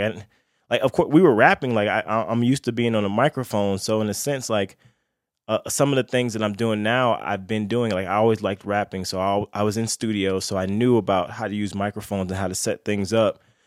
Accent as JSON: {"language": "English", "town": "Lakeland", "region": "Florida", "country": "United States", "said": "where I'm from, I'm from Lakeland, Florida"}